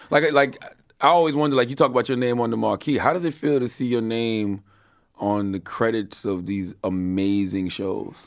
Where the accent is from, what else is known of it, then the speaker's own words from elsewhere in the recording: Moncks Corner, South Carolina, United States; I'm from Monks Corner, South Carolina